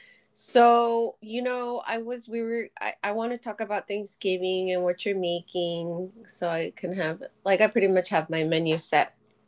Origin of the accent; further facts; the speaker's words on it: Tokyo, Japan; moved away; growing up in Tokyo.